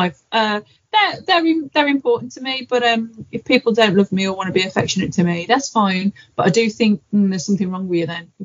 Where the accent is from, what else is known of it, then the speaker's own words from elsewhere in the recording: Black Country, West Midlands, United Kingdom; I'm from the Black Country, guys. Everyone thinks I'm from Birmingham, from Black Country.